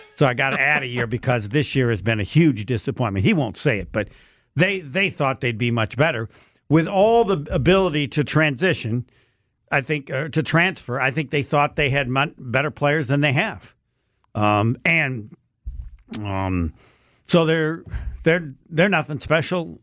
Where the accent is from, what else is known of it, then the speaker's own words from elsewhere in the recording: Indiana, United States; I'm from Indiana.